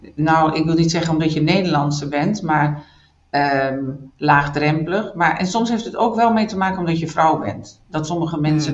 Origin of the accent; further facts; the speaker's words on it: northern Netherlands, Netherlands; now in Düsseldorf, Germany; ik kom uit het noorden van Nederland